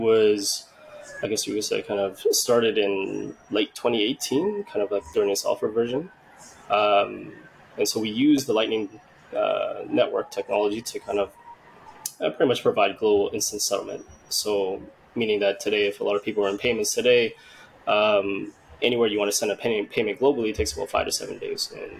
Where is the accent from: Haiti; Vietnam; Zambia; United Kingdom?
Vietnam; now in Canada; my background, where I'm from is from Vietnam.